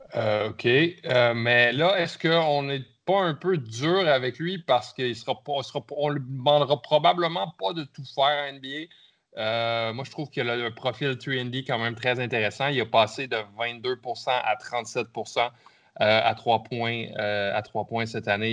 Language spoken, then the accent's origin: French; Canada; votre Canadien préféré